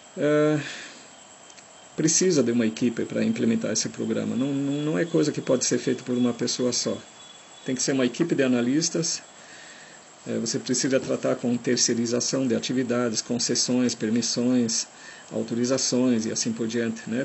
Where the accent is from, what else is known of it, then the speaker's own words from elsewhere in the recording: Germany; accent: German; Portuguese is a second language; now in Brazil; eu sou de origem estrangeira, eu sou alemão de nascença, eu tenho um sotaque muito forte